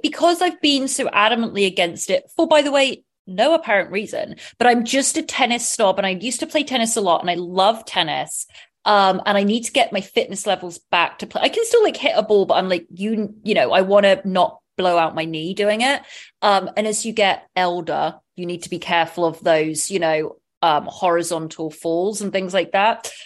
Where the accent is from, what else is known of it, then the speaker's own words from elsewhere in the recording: England, United Kingdom; I'm from England